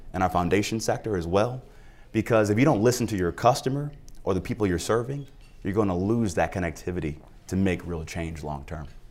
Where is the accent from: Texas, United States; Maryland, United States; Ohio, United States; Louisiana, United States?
Ohio, United States; Cleveland; a poor black kid growing up on Dove, one of the toughest blocks in the city